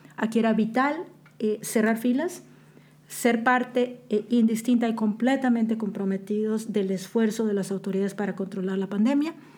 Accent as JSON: {"language": "Spanish", "country": "Mexico", "also_born_or_lived": "Boston", "moved": "yes", "lives_now": "Qatar", "said": "como mexicanos"}